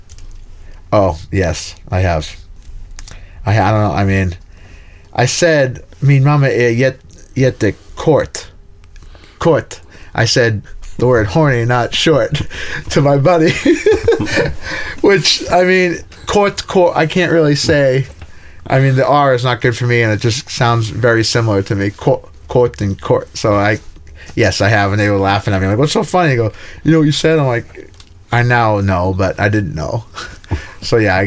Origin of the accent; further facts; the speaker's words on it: outside of Boston, Massachusetts, United States; moved away as an adult; also born or lived in Finland; now in Stockholm, Sweden; I grew up just outside of Boston, about 20 minutes north of Boston